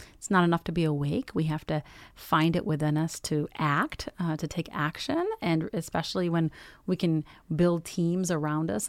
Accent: United States; also born or lived in Iraq; I came to this country when I was four. I'm Iraqi American.

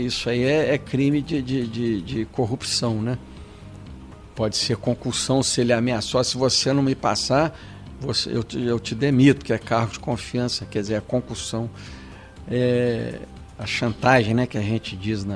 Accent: São João del Rei, Minas Gerais, Brazil; also born or lived in Barbacena; now in Belo Horizonte, Brazil; São João del Rei, minha terra natal

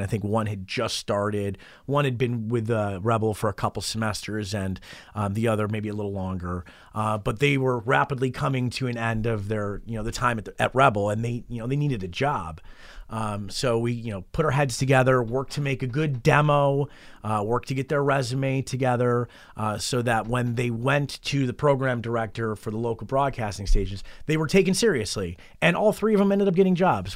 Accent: Rochester, New York, United States; moved away as an adult; also born or lived in Cayman Islands; now in Las Vegas, United States; I'm originally from Rochester, New York, which is just about, uh, sixty miles east of Buffalo. It's in western New York

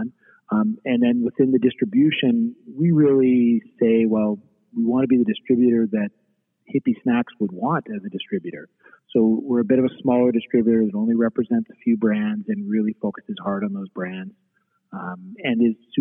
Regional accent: Eastern Canada, Canada; moved away as an adult; now in Western Canada; I grew up in Eastern Canada

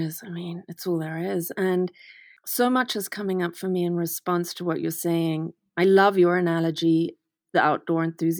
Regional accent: Manicaland, Zimbabwe; So I was raised in the Eastern Highlands of Zimbabwe, and we were in a very racist community

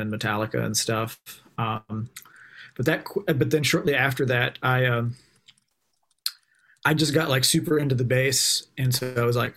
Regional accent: Tennessee, United States; moved away as an adult; now in Baltimore, United States; I'm from Tennessee. Like, I was lucky that I had a good, like, high school band program

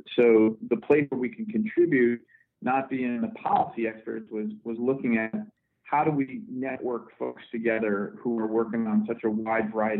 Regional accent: Scranton, Pennsylvania, United States; I grew up in Scranton, Pennsylvania, and grew up as a Boy Scout

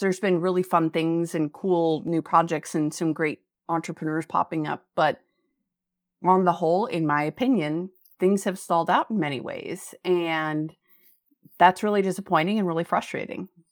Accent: Fairbanks, Alaska, United States; now in Anchorage, United States; I grew up in Fairbanks, which is an Arctic desert

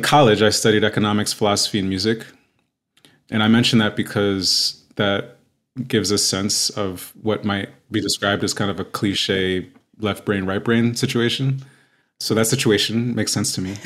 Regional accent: New York, United States; also born or lived in Queens, New York / Westchester County, New York; now in Los Angeles, United States; I'm based in Los Angeles, uh, born and raised in New York. I'm the child of Haitian immigrants

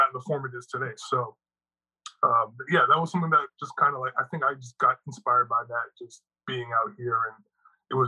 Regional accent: Toronto, Ontario, Canada; just like in the suburbs, so Greater Toronto area

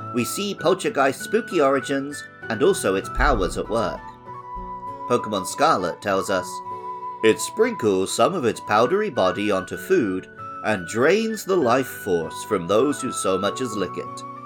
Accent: England, United Kingdom; my home country of England

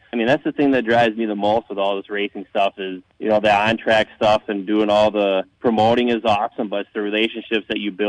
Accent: Arcadia, Wisconsin, United States; being from Arcadia

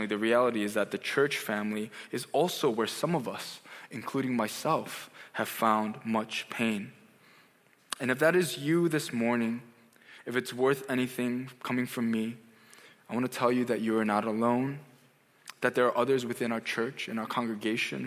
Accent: United States; also born or lived in South Korea; I grew up as an Asian American kid in America

